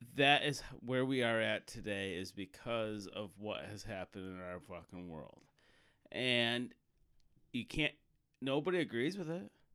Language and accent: English; United States; as a American